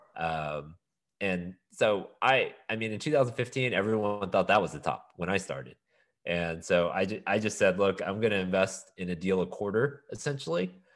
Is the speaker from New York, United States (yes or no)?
no; Houston, Texas, United States; also born or lived in Austin; I was born and raised in Houston.